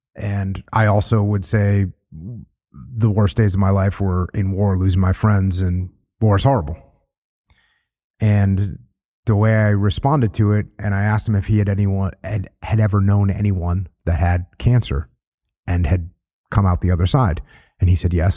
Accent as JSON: {"language": "English", "region": "New England", "country": "United States", "tie": "born or raised there", "moved": "yes", "said": "I grew up surfing in New England, and it's freezing cold"}